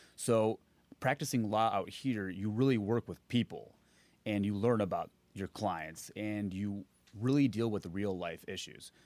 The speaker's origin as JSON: {"language": "English", "town": "Naperville", "region": "Illinois", "country": "United States", "tie": "born or raised there", "said": "I grew up in Naperville, Illinois"}